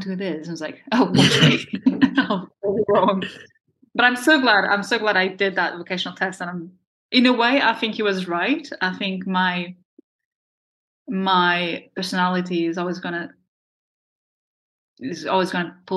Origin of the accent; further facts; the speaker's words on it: Portugal; first language Portuguese; English is a second language; moved away as an adult; now in United Kingdom; growing up in Portugal